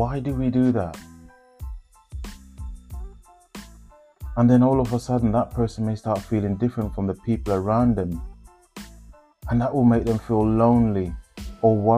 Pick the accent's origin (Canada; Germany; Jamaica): Jamaica; accent: Jamaican Patois; first language Jamaican Patois; moved away as an adult; now in United Kingdom; when I first came to the UK, and my accent was still Patois, Jamaican language.